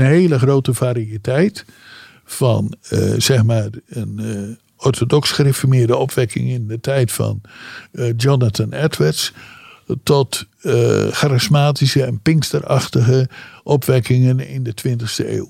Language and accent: Dutch; Netherlands